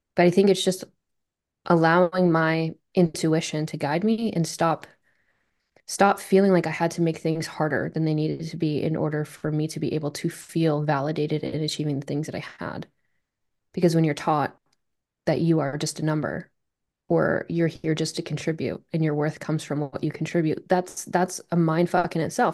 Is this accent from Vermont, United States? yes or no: yes; Vermont, United States; I'm from Vermont. And I just, you know, I didn't grow up in a very super competitive, highly athletic place